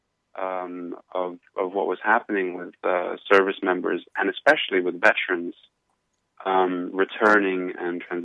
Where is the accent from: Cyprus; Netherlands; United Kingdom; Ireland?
Cyprus; moved away as an adult; now in New York City, United States; I'm originally from Cyprus, in Europe, and I served in the military there.